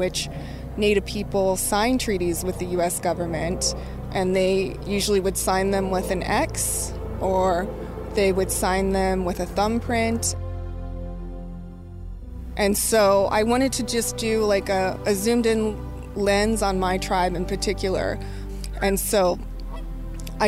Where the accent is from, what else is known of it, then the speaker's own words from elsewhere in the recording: Crow Indian Reservation, Montana, United States; now in Portland, United States; I grew up on the Crow Indian Reservation, which is the same as Psaluga in Montana